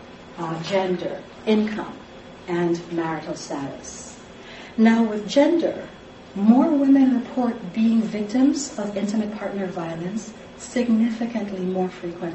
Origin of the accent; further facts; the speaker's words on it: Jamaica; moved away; I am Jamaican, and I'm an immigrant to this country